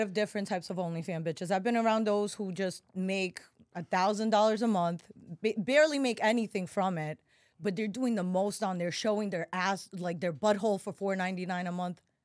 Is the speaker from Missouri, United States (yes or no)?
no; New York City, New York, United States; accent: New Yorker; moved away as an adult; also born or lived in Russia; now in Miami, United States; I grew up in Bryan Beach, right, well, right next to Coney Island